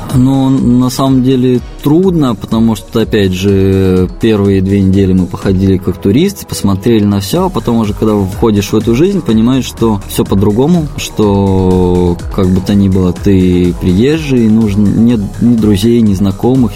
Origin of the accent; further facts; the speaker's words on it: Pavlodar, Pavlodar Region, Kazakhstan; now in Prague, Czech Republic; я приехал из, из Павлодара в Чехию